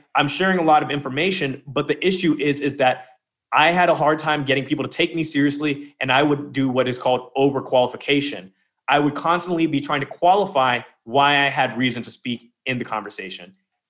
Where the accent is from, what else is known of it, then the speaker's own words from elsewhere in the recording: United Kingdom; I'm British. I called Lemon up. I was living in France during the lockdown.